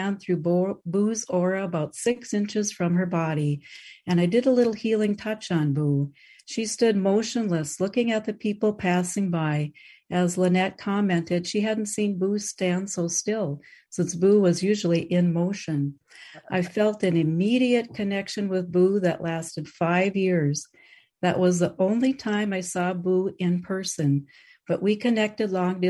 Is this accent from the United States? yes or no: yes; Minnesota, United States; I am from Minnesota